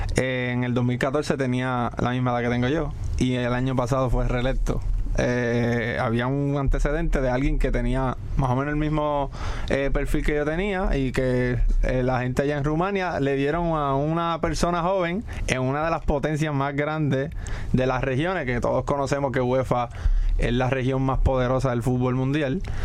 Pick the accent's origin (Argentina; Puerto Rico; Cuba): Puerto Rico; Corozal; Sabía la necesidad que había en mi pueblo de hacer de crear fútbol y comienzo a capacitarme como entrenador y fundé un club en Corozal